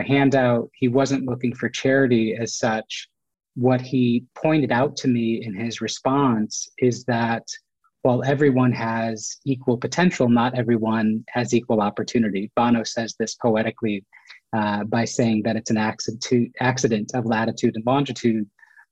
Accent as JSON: {"language": "English", "country": "United States", "tie": "born or raised there", "said": "I was born in the United States. They came from India to the United States to make a better life."}